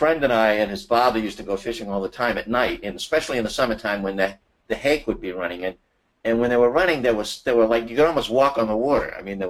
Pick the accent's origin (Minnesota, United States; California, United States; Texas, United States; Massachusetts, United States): Massachusetts, United States; Boston; moved away as an adult; also born or lived in Chicago, United States; now in Washington, D.C., United States; I'm originally from Boston.